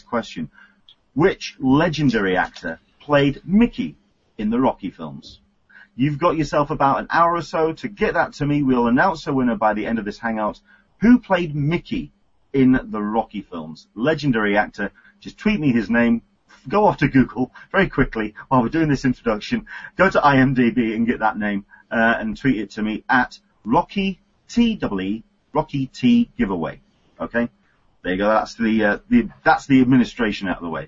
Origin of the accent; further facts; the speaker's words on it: England, United Kingdom; now in San Diego, United States; I am an Englishman in San Diego